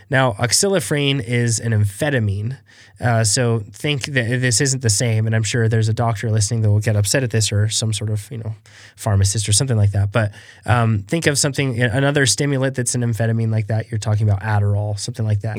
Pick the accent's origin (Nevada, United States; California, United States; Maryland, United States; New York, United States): Nevada, United States; Reno; we're from Reno